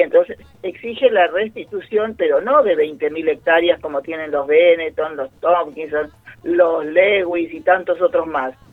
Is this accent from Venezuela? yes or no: no; Argentina; somos mapuche, que vivimos ahora o nacimos aquí y por eso somos argentinos también